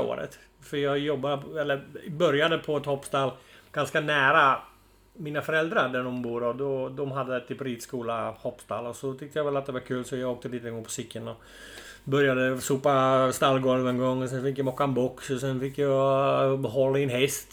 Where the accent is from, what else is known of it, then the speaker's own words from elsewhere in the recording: Friesland, Netherlands; Swedish is a second language; moved away as an adult; now in Sweden; Ja, jag kommer då ursprungligen från Nederländerna. Mm. Så född och uppvuxen där. Flyttade väl till Sverige när jag var 30 typ